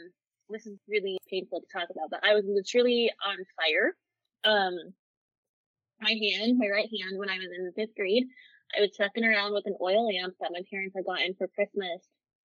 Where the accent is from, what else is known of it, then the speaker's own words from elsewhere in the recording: Chicago, Illinois, United States; now in Arizona, United States; I'm from Chicago. In the summertime.